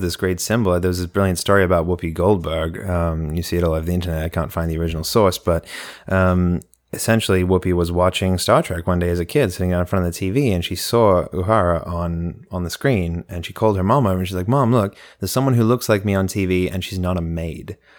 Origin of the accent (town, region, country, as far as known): Australia; now in United States